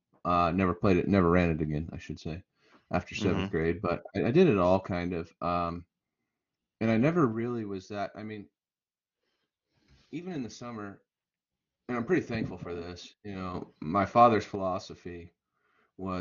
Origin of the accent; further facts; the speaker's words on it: Woodland Park, Colorado, United States; I'm from Woodland Park